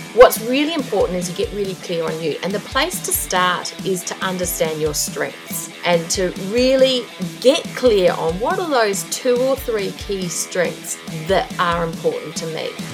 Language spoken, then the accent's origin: English; Australia; accent: Aussie and twangy; moved away as an adult; also born or lived in Asia / New Zealand; now in Auckland, New Zealand; I'm actually Australian, but I haven't lived in Australia for over twenty years